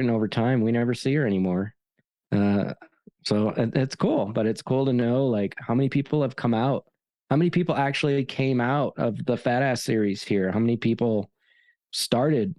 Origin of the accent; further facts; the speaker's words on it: East Coast, United States; moved away as an adult; now in Colorado, United States; I come from the East Coast, the Beast Coast, where ultra running is meant to be hard